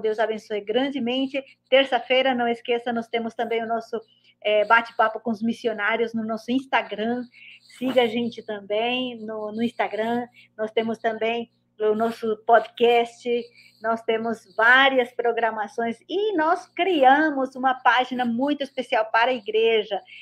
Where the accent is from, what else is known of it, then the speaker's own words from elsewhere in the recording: Paraguay; eu sou paraguaia também.